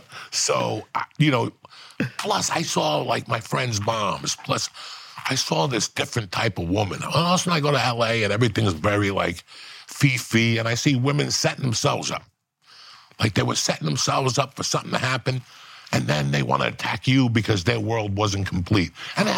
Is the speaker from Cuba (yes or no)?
yes; Cuba; English is a second language; now in United States; When I came from Cuba, I didn't speak good English, so I was ashamed to talk.